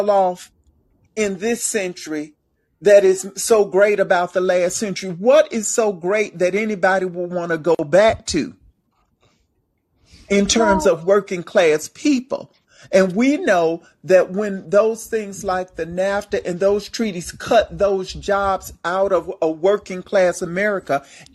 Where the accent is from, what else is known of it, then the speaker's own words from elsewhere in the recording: Alabama, United States; I am from Alabama and I know that Southeast region